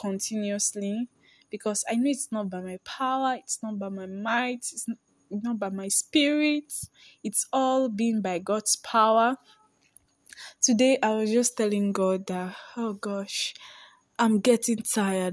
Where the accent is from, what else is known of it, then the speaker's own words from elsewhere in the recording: Akure, Ondo, Nigeria; I'm based in Nigeria, Akure to be precise. Yes, for those that want to know, I'm a village girl and I love my village, Akure